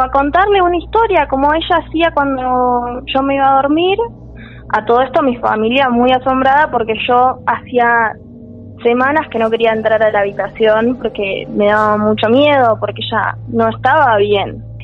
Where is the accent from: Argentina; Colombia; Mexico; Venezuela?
Argentina; Bariloche, Río Negro; now in Córdoba, Argentina; yo soy de Bariloche ah. y terminé estudiando acá.